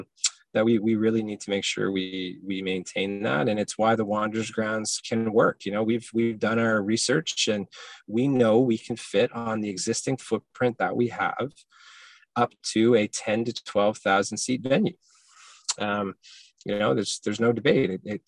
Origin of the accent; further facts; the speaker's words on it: Hamilton, Ontario, Canada; now in Halifax, Canada; I grew up in Hamilton as a Ticats fan